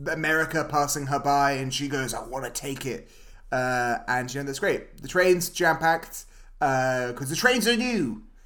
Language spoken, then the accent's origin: English; United Kingdom; We're two British dudes.